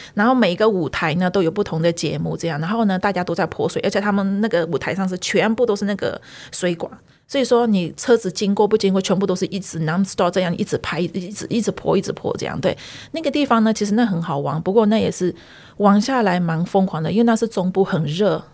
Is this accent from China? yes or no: no; a small city south of Myitkyina, Kachin State, Myanmar; moved away as an adult; also born or lived in Yunnan (ancestral); now in Taiwan; 我家乡是在缅北， 嗯。密室那那边，密室那在下来一点点一个小城市